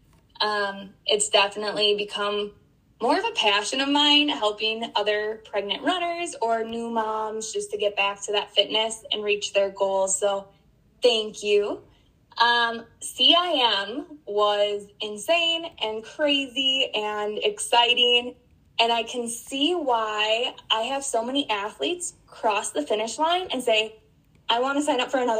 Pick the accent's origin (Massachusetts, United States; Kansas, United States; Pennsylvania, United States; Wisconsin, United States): Wisconsin, United States; Spring Valley; moved away; I'm from Spring Valley, Wisconsin originally.